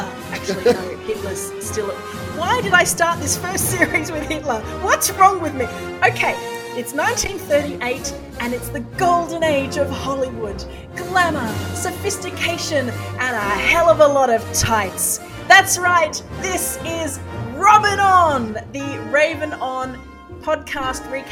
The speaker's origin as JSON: {"language": "English", "country": "Australia", "said": "as an Australian"}